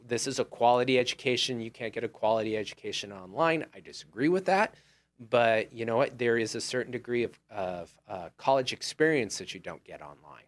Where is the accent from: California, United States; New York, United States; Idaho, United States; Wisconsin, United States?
California, United States; I grew up on Old Humboldt